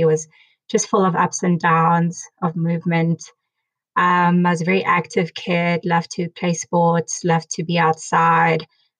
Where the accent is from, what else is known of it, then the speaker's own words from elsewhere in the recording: Bloemfontein, Free State, South Africa; as Tevza said. I'm originally from Bloemfontein. I grew up there. I went to an all-girls school, UNISA Girls School, matriculated there in 2005.